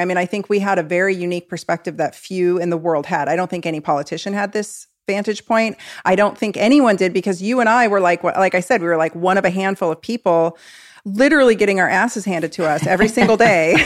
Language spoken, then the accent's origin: English; Oregon, United States; I'm from Oregon